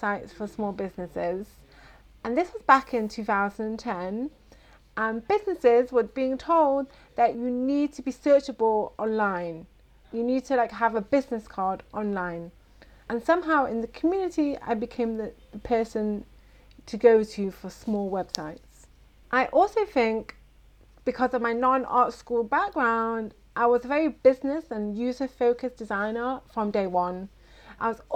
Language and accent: English; Manchester, North West England, United Kingdom; moved away as an adult; now in Beit Shemesh, Israel; I grew up in Manchester, England, with dreams of being a fashion designer